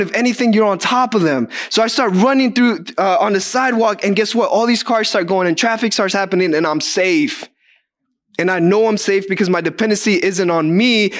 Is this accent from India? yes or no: no; Guatemala; moved away; I'm from Guatemala